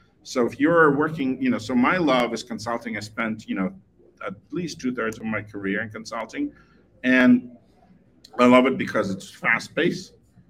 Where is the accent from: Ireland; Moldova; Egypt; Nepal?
Moldova; now in United States; I was born in Moldova, which is one of the 15, you know, Soviet republics.